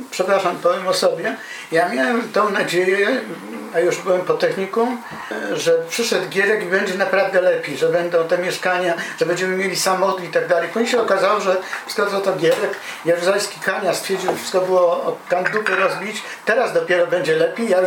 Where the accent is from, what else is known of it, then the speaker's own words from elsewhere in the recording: Silesian Voivodeship, Poland; ja się wychowałem na Śląsku